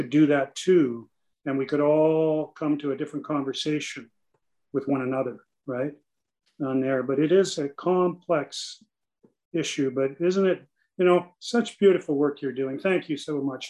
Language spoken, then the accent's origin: English; Canada; as a Canadian